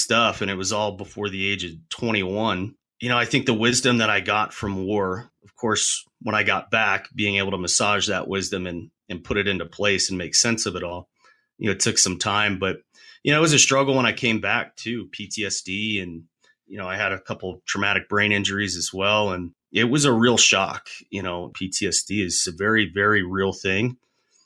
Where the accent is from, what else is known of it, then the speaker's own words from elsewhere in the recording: Tampa, Florida, United States; I grew up in Tampa, so MacDill Air Force Base was there